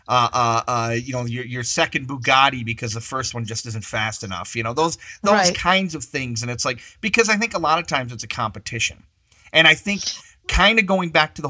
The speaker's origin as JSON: {"language": "English", "region": "mid Michigan", "country": "United States", "tie": "born or raised there", "also_born_or_lived": "Chicago area, Illinois", "said": "I'm originally from the Chicago area, but when I was young, I moved to like a mid Michigan type of area"}